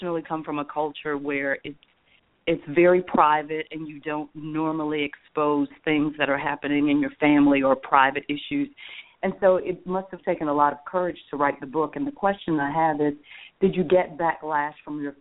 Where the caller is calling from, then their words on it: Miami, Florida, United States; I'm calling from Miami